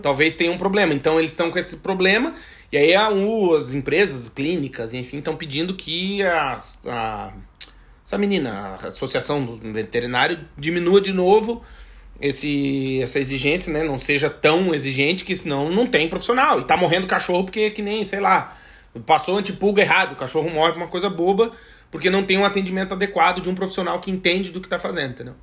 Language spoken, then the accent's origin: Portuguese; Rio Grande do Sul, Brazil; moved away as an adult; also born or lived in Blumenau; now in Portugal; Eu também sou gaúcho